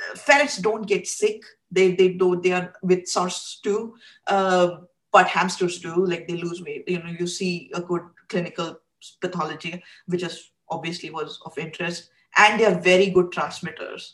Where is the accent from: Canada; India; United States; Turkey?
India; I grew up in India